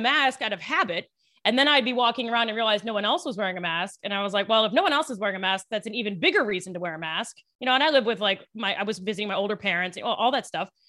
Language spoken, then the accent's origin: English; Western Maryland, United States; now in New York, United States; I'm from Maryland originally